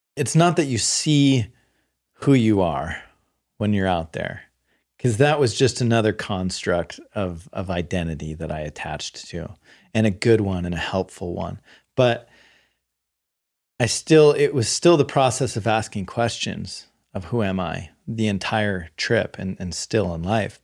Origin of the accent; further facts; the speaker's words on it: the Bay Area, California, United States; I grew up in the Bay Area